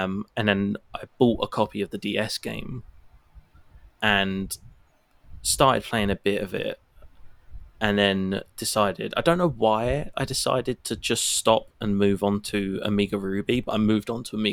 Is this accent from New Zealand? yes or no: no; United Kingdom; the bits of the UK that I'm from